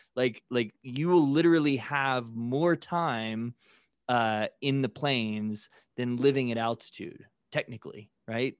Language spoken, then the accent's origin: English; Midwest, United States; growing up in the Midwest